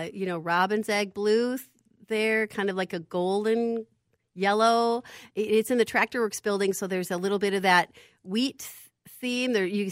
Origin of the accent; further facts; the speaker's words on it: Clear Lake, Iowa, United States; I'm from Clear Lake, Iowa. So, yeah … That's my roots.